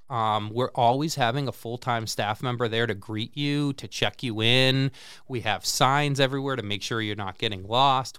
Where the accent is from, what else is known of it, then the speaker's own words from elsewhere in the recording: Central Massachusetts, United States; moved away as an adult; now in Peoria, United States; I grew up in Central Mass and went to, uh, Clark University, um, in, uh, Worcester